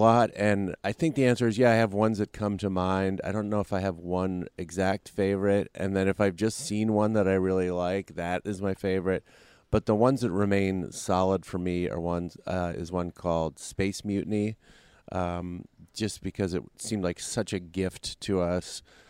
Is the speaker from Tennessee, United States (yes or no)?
no; Brooklyn, New York, United States; I'm originally from Brooklyn, New York.